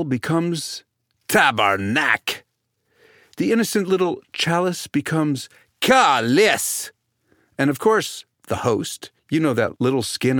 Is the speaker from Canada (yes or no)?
yes; Canada